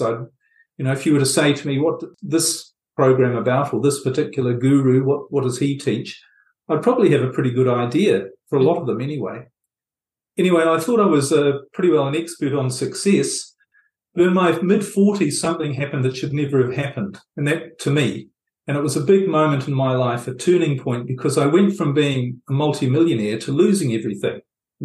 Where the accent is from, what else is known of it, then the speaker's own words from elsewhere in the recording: New Zealand; moved away; I was brought up in New Zealand, as you might pick up from my accent, and I lived quite a bit of my life there